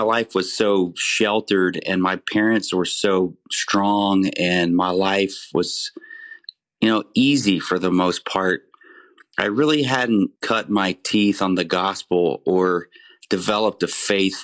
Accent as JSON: {"language": "English", "region": "Central Texas", "country": "United States", "tie": "born or raised there", "said": "I grew up here in Central Texas and had a great childhood"}